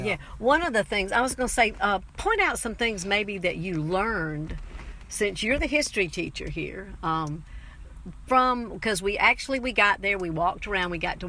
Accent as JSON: {"language": "English", "town": "Charleston", "region": "South Carolina", "country": "United States", "tie": "born or raised there", "said": "when I was growing up in Charleston"}